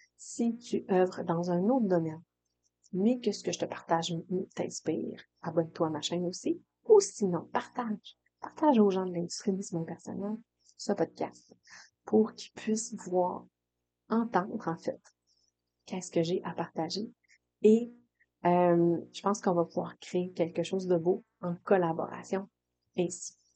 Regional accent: Quebec, Canada; accent: Saguenay-Lac-Saint-Jean; je viens d'une famille du Saguenay-Lac-Saint-Jean

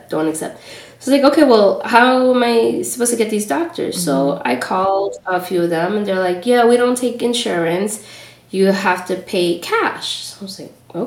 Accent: New York City, New York, United States; also born or lived in Trinidad (parents) / Los Angeles; I grew up in Washington Heights, though, in New York, in a Dominican neighborhood.

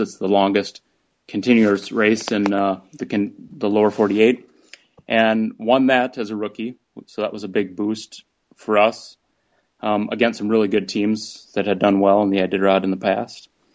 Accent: near Rochester, Minnesota, United States; moved away as an adult; also born or lived in Alaska; Rochester, Minnesota, near my hometown

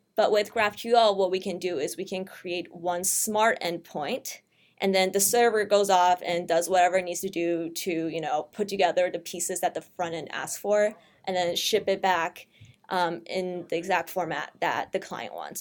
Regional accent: St. Louis, Missouri, United States; I'm from Saint Louis

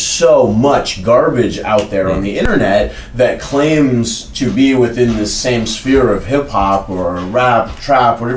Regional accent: Oakland, California, United States; what I grew up around in Oakland

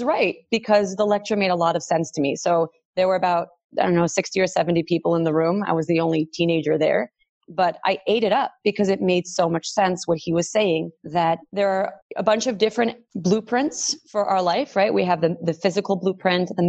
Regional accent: New York City, New York, United States; I grew up in Brooklyn

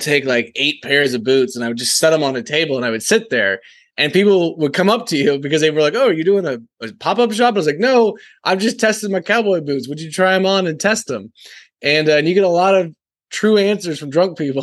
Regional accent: Texas, United States; also born or lived in San Francisco; I'm from Texas

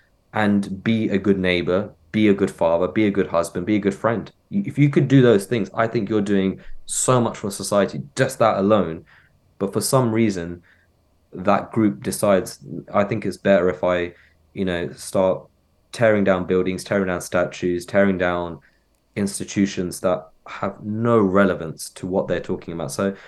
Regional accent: Cox Green, South East England, United Kingdom; growing up in Maynard, I'm in Cox Green, this is my town, blah blah.

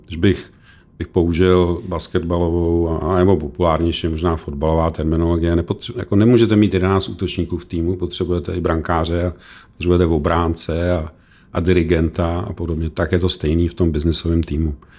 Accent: Czechia; My jsme jako Češi

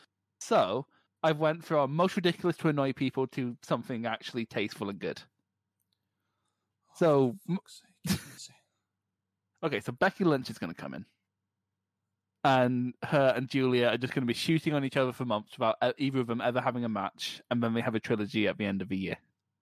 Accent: Philippines; I'm technically from the Philippines.

